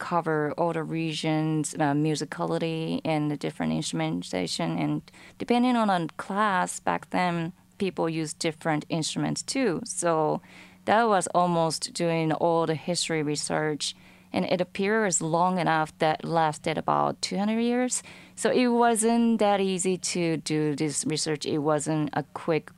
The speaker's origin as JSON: {"language": "English", "country": "Japan", "tie": "born or raised there", "said": "I'm from Japan and I grew up with traditional instruments"}